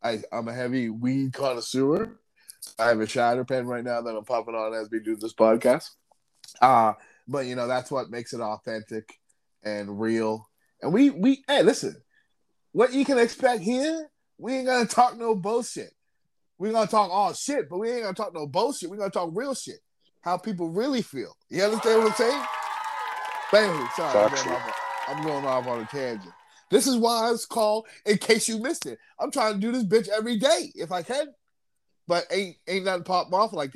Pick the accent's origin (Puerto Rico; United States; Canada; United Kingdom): Canada; We're Canadian guys